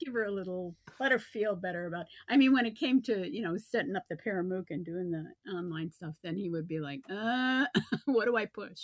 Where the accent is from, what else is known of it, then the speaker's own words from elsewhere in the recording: the North, United States; also born or lived in Virginia Beach; now in North Carolina, United States; that I was from the North